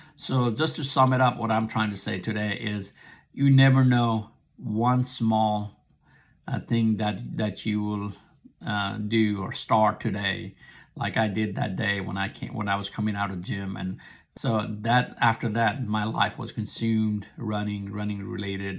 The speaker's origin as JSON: {"language": "English", "country": "Nepal", "tie": "born or raised there", "also_born_or_lived": "America", "second_language": "English", "moved": "yes", "lives_now": "United States", "said": "I was born and raised in Nepal."}